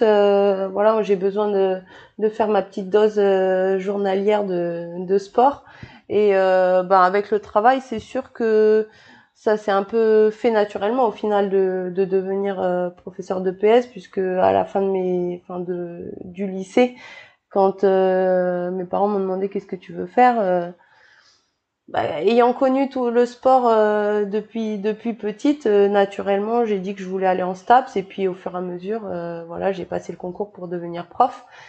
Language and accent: French; New Caledonia; also born or lived in Bordeaux, France / French Guiana / France (studies); je suis née à Bordeaux et euh, je suis arrivée en Nouvelle-Calédonie euh, quand j'avais 9 ans. Ouais. Et euh, avant ça, j'étais en Guyane de, de 5 ans à 9 ans en fait.